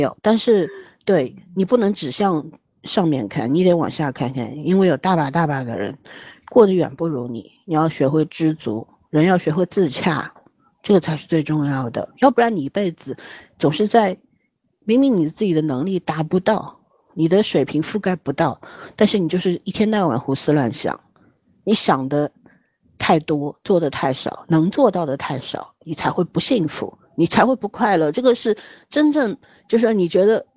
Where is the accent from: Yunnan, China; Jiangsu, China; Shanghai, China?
Shanghai, China; 我是一个上海人